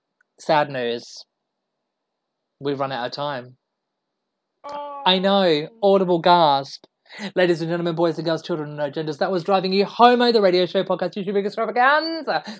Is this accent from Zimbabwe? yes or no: no; Australia; now in United Kingdom; I'm an Australian living in the UK